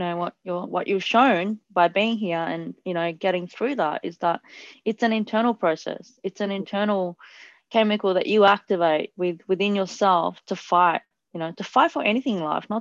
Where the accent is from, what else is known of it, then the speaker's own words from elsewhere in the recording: Italy; I grew up in Italy and I had quite firm parents